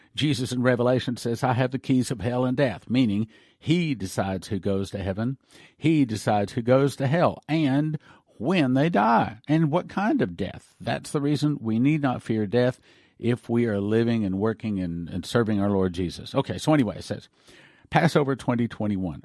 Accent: United States; I'm an American

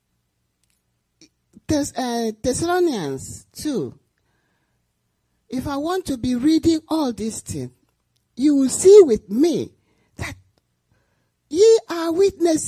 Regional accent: Nigeria; moved away; I'm from Nigeria.

